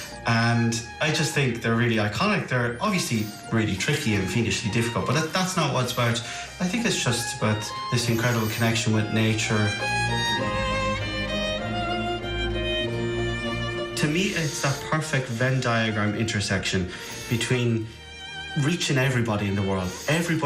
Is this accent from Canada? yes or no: no; Kilkenny, Leinster, Ireland; I'm from Kilkenny